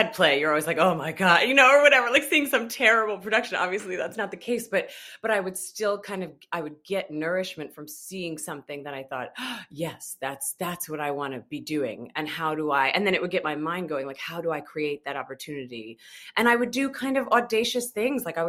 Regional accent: just outside of Albany, New York, United States; I'm from upstate New York, just outside of Albany, New York

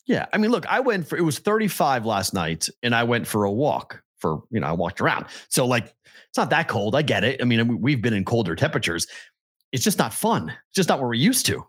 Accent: Massachusetts, United States; now in Las Vegas, United States; my home state

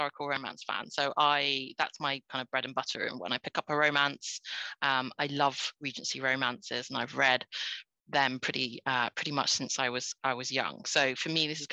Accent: United Kingdom; I'm British born Chinese.

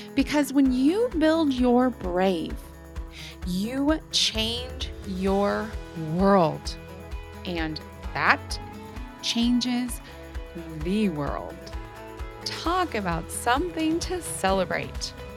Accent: United States; also born or lived in Germany; I have gone back to my home country of the United States

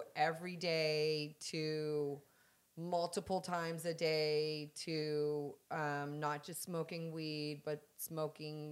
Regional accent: San Diego, California, United States; moved away; I'm from San Diego

